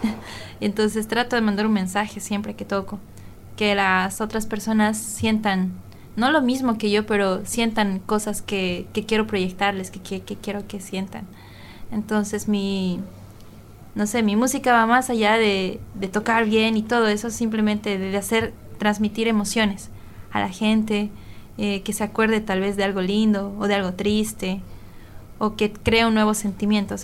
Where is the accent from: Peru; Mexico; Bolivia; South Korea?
Bolivia; yo como boliviana